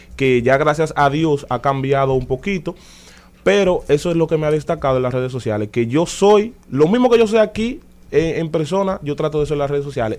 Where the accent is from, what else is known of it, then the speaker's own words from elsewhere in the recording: Dominican Republic; como dominicano, al fin